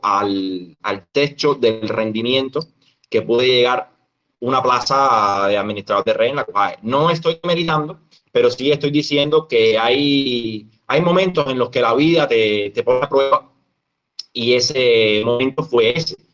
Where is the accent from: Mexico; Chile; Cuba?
Cuba; un emprendedor cubano que desde el año 2015 decidió no trabajar más en el Estado